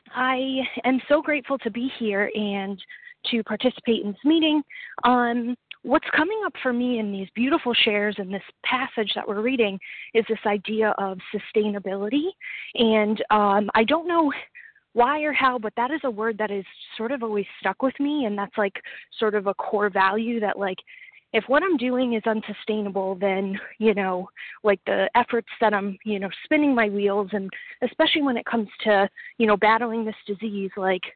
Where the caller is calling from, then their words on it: Rhode Island, United States; I am calling from Rhode Island.